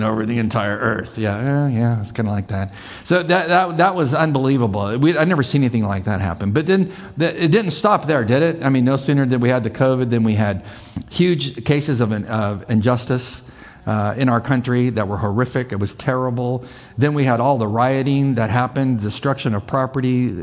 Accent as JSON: {"language": "English", "country": "United States", "said": "as an American, as a Christian, as a conservative"}